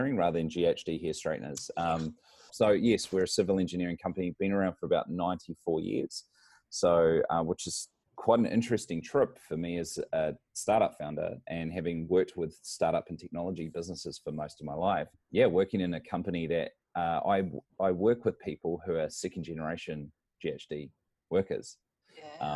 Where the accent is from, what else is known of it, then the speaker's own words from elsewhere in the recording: New Zealand; moved away as an adult; now in Brisbane, Australia; I come from New Zealand, but I find myself living here in Brisbane, Australia